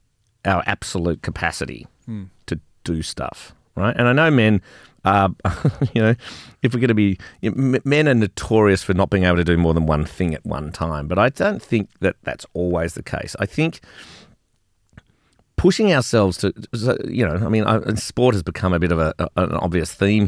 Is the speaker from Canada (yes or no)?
no; Melbourne, Victoria, Australia; Which is a very Melbourne thing, because I grew up in Melbourne.